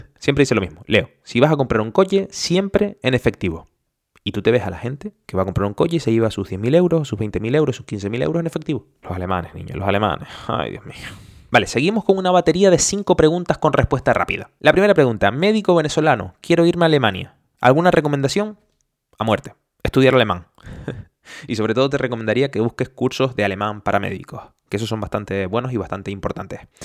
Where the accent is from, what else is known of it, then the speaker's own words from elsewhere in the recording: Canary Islands, Spain; moved away as an adult; now in Germany; Yo soy canario de español